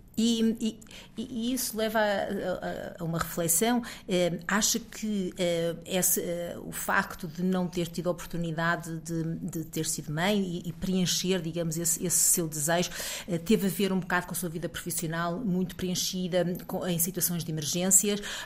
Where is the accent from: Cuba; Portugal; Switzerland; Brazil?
Portugal; moved away as an adult; eu também já saí de Portugal há cerca de 20 anos